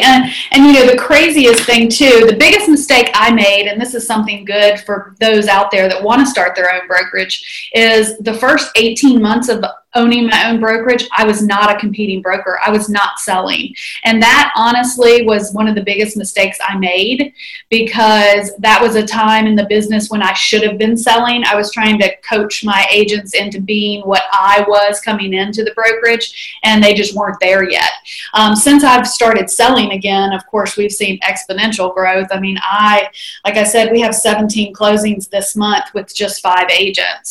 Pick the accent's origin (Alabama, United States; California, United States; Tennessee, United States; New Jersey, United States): Alabama, United States; Huntsville; moved away as an adult; also born or lived in Northern Virginia; now in Huntsville, United States; I am originally from Huntsville, and I left to go to Virginia Tech